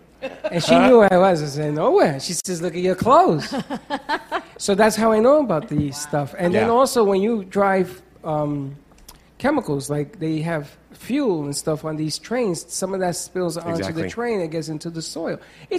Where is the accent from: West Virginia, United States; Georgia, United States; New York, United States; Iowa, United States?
New York, United States; Bronx; No, because when I was growing up in the Bronx